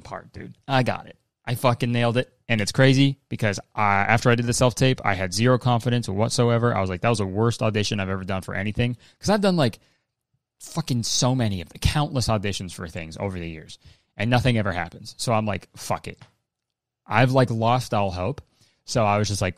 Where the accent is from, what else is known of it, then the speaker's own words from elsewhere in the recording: Hamilton, Ontario, Canada; my hometown in Canada